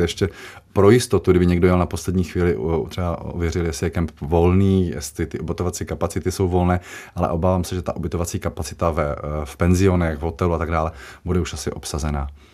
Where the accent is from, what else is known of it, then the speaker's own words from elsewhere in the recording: Jaroměřice nad Rokytnou, Vysočina Region, Czechia; Jaroměřického zámku, odkud pocházím, z Jaroměřic nad Rokytnou